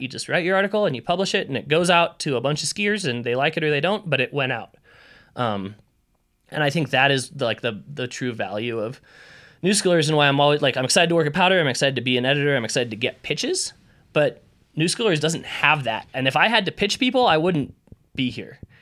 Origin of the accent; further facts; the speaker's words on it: Idaho, United States; I grew up in Idaho.